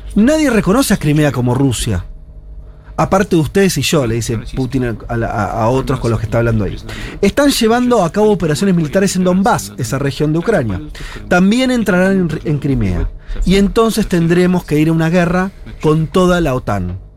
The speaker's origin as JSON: {"language": "Spanish", "country": "Argentina", "said": "nosotros como argentinos"}